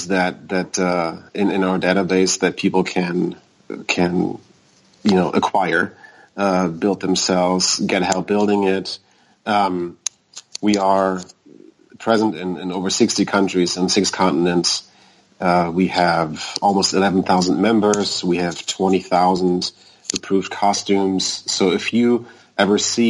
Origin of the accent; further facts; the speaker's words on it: Germany; moved away as an adult; now in United States; I was born in Germany. I moved to the U.S. 10 years ago.